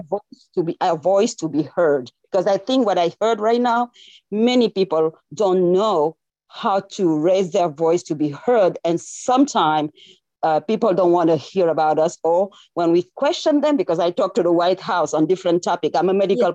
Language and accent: English; Senegal; accent: French; English is a second language; moved away as an adult; now in Los Angeles, United States; I'm from Senegal, West Africa.